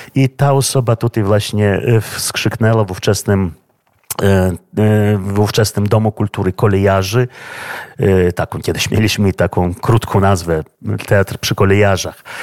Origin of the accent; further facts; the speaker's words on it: Vilnius, Vilnius County, Lithuania; przyszedłem do tego teatru w 1978 roku w wieku 15 lat, będąc uczniem szkoły średniej imienia y, Szymona Konarskiego, wczesnej 29 średniej szkoły w Wilnie